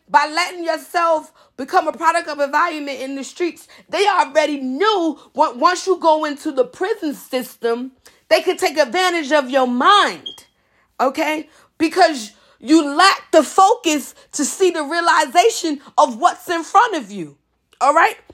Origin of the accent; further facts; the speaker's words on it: New York, United States; as a New Yorker